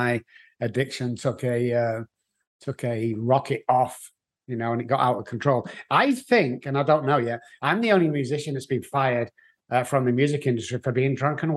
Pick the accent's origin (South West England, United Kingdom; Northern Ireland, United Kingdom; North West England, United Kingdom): North West England, United Kingdom; Manchester; moved away; I'm from England. Manchester in England is where I was born. In actual fact, if you want to pinpoint the Manchester, it was Moss Side, which is a bit like Beirut with lights. It was very rough. It was very low income families, but that's where I grew up.